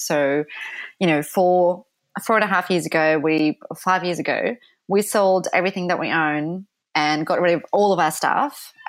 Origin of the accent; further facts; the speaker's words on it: Poland; English is a second language; now in London, United Kingdom; We're both from Poland, so it was just really fun way to see all different countries and spend time outdoors.